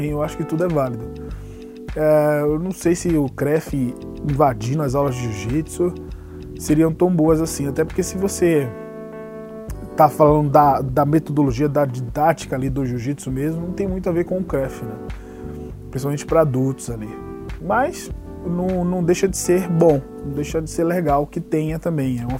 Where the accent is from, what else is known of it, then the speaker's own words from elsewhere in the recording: Salvador, Bahia, Brazil; now in São Paulo, Brazil; Sim, André, eu sou baiano. Sou lá de Salvador, nascido e mal criado na Bahia. Moro em São Paulo há nove anos